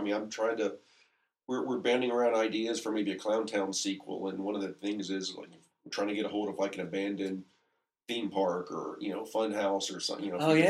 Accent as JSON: {"language": "English", "region": "South Carolina", "country": "United States", "tie": "born or raised there", "said": "Yeah, I'm from the Carolinas."}